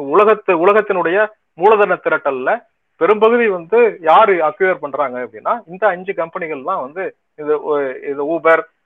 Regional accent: Tamil Nadu, India; நம்ம தமிழ்நாட்டிலேயே

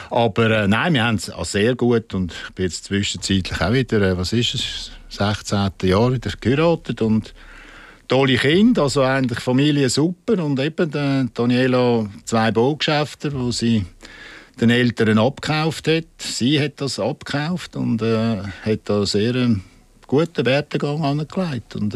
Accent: Zurich, Switzerland; Aber mit den Bündner war es wirklich lässig auch als Zürcher.

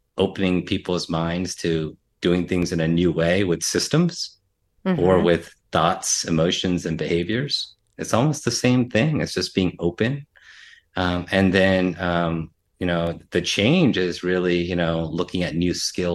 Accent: United States; I'm Indian American, Asian American.

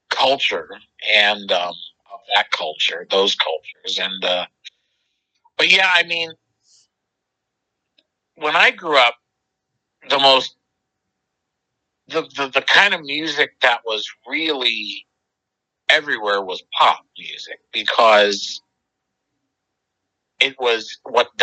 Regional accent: Philadelphia, Pennsylvania, United States; moved away; I'm from East Mount Airy, which is like kind of the Chestnut Hill area

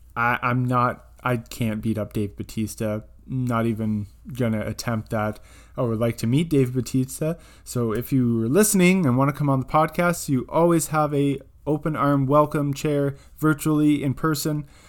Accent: Almonte, Ontario, Canada; just outside of my hometown in Almont, Ontario

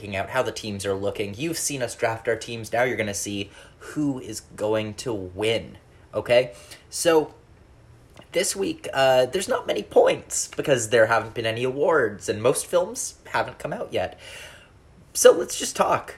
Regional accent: Canada; being Canadian

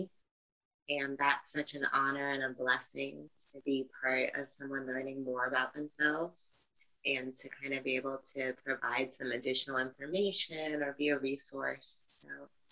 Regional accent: New York City, New York, United States; I was born and raised in the Bronx, New York

